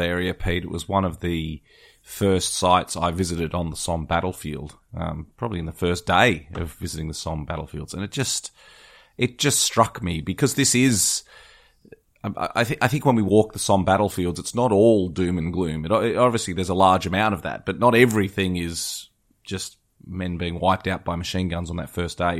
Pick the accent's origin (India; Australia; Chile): Australia; I certainly see that as an Australian